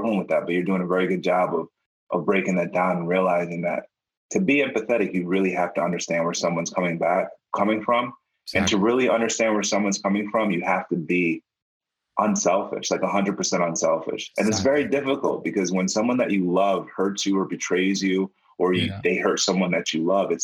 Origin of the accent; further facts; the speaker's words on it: Jamaica; I'm Jamaican